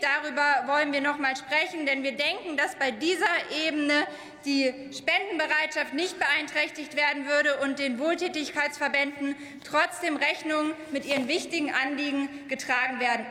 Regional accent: East Germany, Germany; bei uns in Ostdeutschland

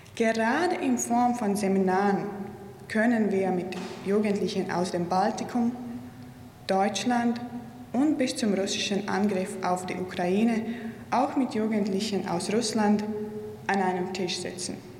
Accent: Riga, Latvia; Ich bin gebürtige Riegerin, Lettin und Europäerin

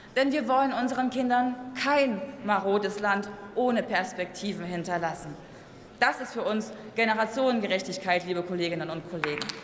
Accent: East Germany, Germany; als Ostdeutsche

